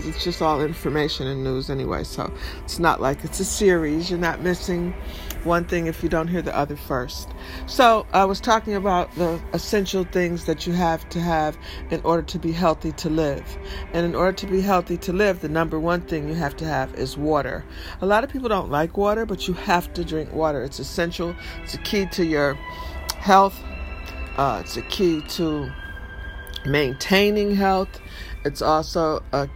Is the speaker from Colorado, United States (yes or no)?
no; Detroit, Michigan, United States; moved away as an adult; now in New York, United States; I grew up in Detroit, so we said pop. I live in New York mostly, you know, all my adult life.